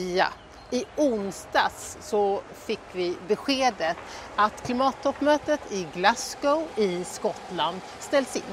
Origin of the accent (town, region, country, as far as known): Sweden; moved away